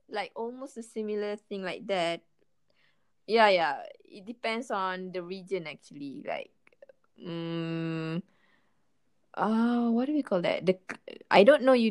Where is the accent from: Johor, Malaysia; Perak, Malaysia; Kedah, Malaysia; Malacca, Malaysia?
Kedah, Malaysia; accent: Kedahan, northern Malaysian; English is a second language; my accent, my North part accent.